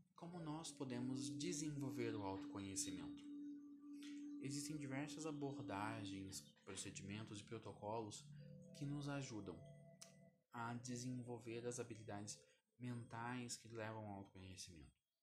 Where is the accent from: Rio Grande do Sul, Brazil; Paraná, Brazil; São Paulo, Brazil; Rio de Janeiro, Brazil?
Paraná, Brazil; Curitiba; Eu tenho 28 anos e sou de Curitiba